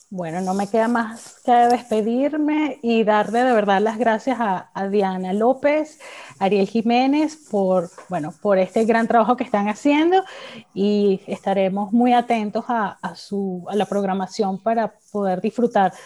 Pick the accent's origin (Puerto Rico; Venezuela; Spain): Venezuela; de nuestro patrimonio como, como venezolanos